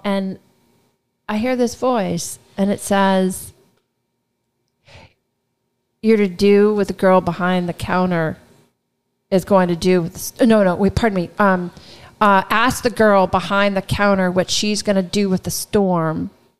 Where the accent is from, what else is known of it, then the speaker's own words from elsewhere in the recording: New Orleans, Louisiana, United States; I said, I'm from New Orleans. I've just lost everything.